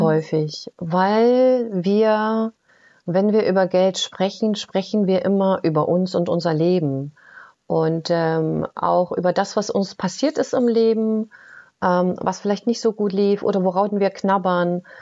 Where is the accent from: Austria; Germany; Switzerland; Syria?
Germany; ich komme ja aus der DDR